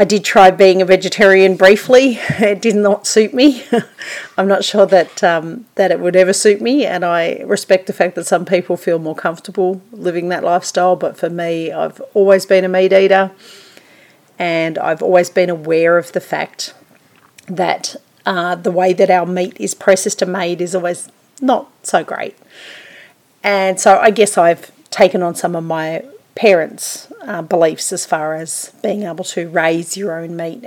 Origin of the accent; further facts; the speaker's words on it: Sydney, New South Wales, Australia; also born or lived in Southport, Queensland / Hunter Valley, New South Wales; I was born in Southport in Queensland, Australia, but lived most of my childhood in Sydney on the northern beaches in an area called Warriewood.